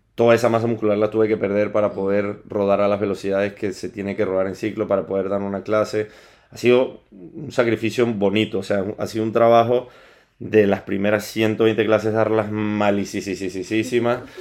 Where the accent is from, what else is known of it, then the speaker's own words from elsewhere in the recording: Caracas, Capital District, Venezuela; moved away as an adult; also born or lived in Lisbon / Southampton / Mexico / Colombia; now in Madrid, Spain; Yo soy de Venezuela, o sea, nacido y criado en, en Caracas, Venezuela